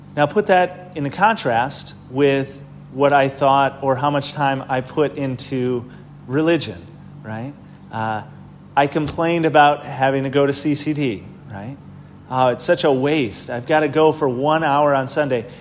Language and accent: English; Wisconsin, United States; moved away; I'm from Wisconsin